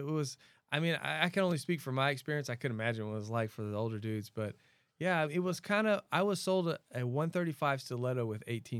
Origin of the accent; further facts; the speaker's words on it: Bridge City, Texas, United States; also born or lived in Louisiana; I grew up, I was born in Louisiana, and then we moved into Texas right on the coast, which is basically swamp. I grew up in a town called Bridge City. There's a bayou on one side and a river on the other